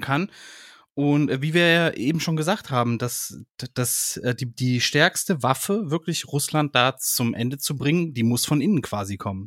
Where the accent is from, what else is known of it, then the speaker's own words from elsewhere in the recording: Germany; ich als Deutscher